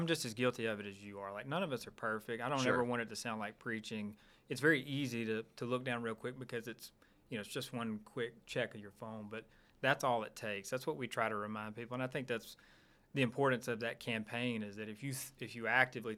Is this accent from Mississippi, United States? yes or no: yes; Starkville, Mississippi, United States; I'm from Starkville. I went to school there, but I grew up there as well